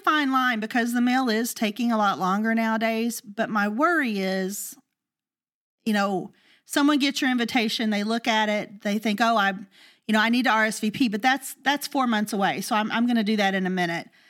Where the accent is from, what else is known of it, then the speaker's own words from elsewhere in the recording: the South, United States; We're from the South